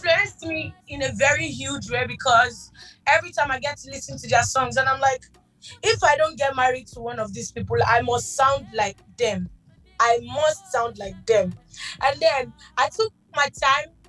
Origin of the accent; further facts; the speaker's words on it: Lagos, Nigeria; I was born in Lagos. Mm-hmm. I'm from Lagos State, but I'm half people, a little Jamaican blood in me.